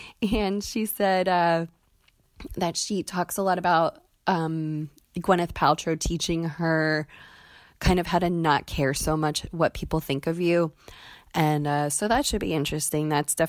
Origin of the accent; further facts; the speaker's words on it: Pennsylvania, United States; I'm from Pennsylvania